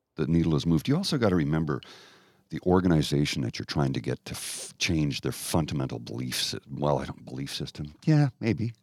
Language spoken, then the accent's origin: English; Canada; I grew up in Canada